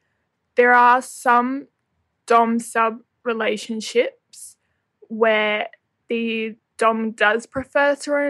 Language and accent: English; Australia; Hey, Megan. I'm from Australia and just saw the BDSM online relationship podcast.